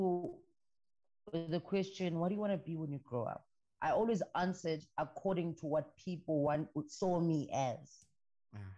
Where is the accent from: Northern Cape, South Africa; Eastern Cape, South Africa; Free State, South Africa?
Eastern Cape, South Africa; Ngaleni and Port Elizabeth; also born or lived in Tabankulu; I grew up between PE and in Ngaleni